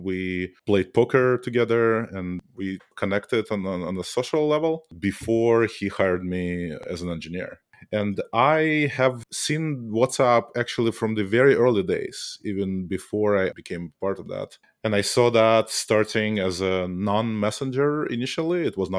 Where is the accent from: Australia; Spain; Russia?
Russia; Saint Petersburg; moved away as an adult; I grew up in Russia, in St. Petersburg. I was trained as a mathematician, not even as a computer scientist.